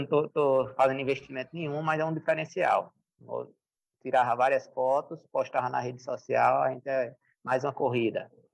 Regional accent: Paulo Afonso, Bahia, Brazil; eu nasci em Paulo Afonso, no interior da Bahia, mas é um oásis. É no sertão, mas é um oásis. Ou seja, minha, minha infância foi, foi boa

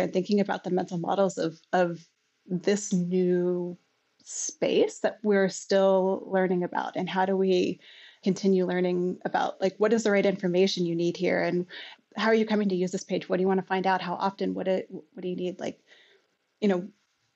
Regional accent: United States; moved away as an adult; now in Canada; I'm from the States originally

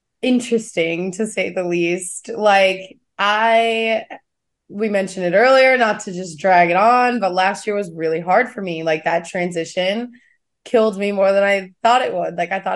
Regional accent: Kansas, United States; Like, I'm the girl from Kansas.

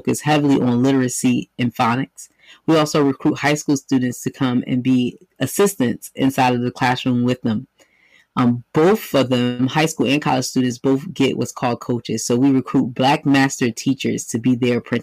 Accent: New York City, New York, United States; moved away as an adult; now in Philadelphia, United States; born and bred, New York native, but I came to Philly to go to school

